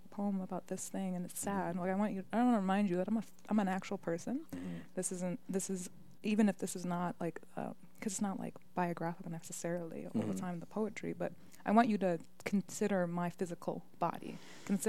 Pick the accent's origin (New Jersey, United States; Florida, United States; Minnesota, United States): Minnesota, United States; Minneapolis; also born or lived in Michigan; I lived in the Twin Cities my whole life